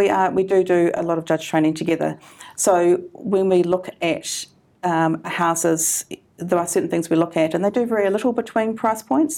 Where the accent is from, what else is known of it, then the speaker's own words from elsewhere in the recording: Canterbury, New Zealand; I'm from Canterbury